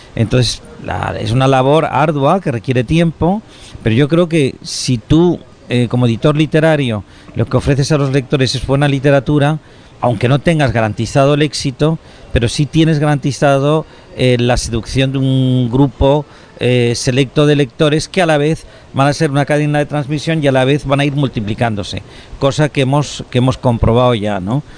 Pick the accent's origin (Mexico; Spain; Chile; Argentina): Spain